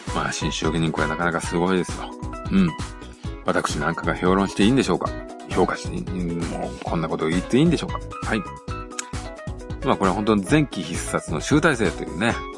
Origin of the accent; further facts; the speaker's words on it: Tokushima, Japan; 私はあの、徳島出身なんでね